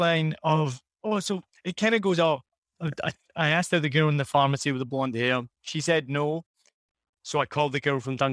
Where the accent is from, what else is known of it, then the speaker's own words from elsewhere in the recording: Scotland, United Kingdom; accent: Scottish; moved away as an adult; also born or lived in Rhode Island, United States; now in Vietnam; I lived here 4 years. I'm from Scotland.